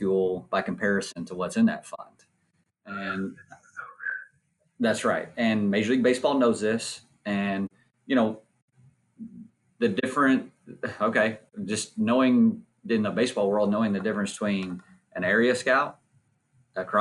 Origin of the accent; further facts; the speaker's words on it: Nacogdoches, Texas, United States; me growing up in Nacogdoches, Texas